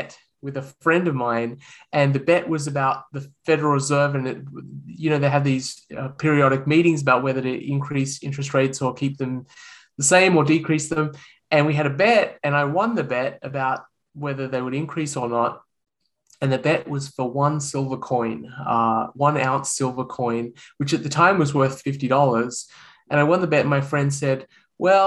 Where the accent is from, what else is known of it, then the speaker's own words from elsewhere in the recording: Australia; accent: Australian; moved away as an adult; now in United States; You can probably tell from my accent that I'm Australian. And I was born and raised in Australia